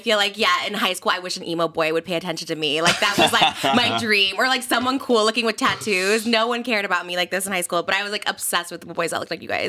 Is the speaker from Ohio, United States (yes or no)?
no; Illinois, United States; I'm from Illinois